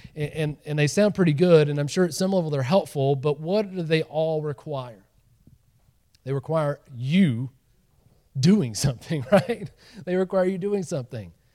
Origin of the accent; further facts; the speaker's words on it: Georgia, United States; moved away; I grew up in Georgia